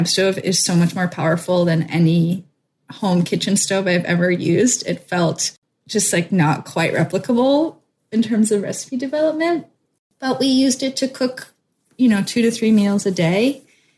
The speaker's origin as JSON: {"language": "English", "region": "West Coast", "country": "United States", "moved": "yes", "said": "I'm from the West Coast"}